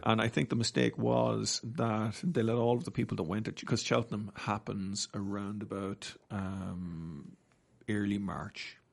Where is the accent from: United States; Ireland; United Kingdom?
Ireland; Navan, Leinster; now in Australia; Navan, my hometown